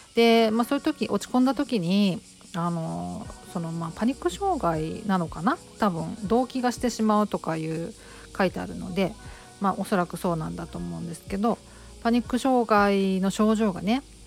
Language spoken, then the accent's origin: Japanese; Kobe, Hyogo, Japan; 地元ちょっとねあの、えーと東側なんですよ。違う違う西側なんですよ神戸は神戸でも